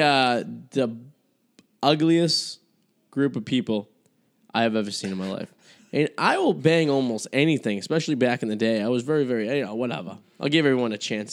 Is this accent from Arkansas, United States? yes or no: no; Boston, Massachusetts, United States; accent: Boston; I'm from Boston